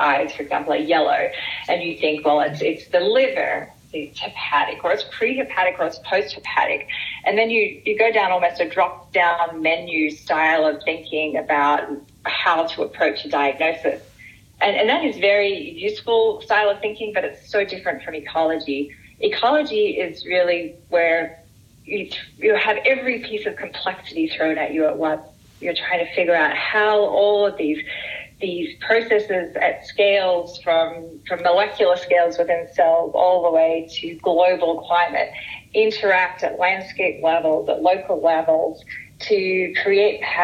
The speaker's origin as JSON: {"language": "English", "country": "Australia", "moved": "as an adult", "said": "I'm from Australia"}